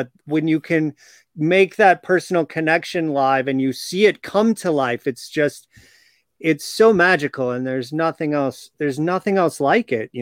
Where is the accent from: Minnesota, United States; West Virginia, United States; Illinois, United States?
Illinois, United States; Chicago; I grew up in Chicago area.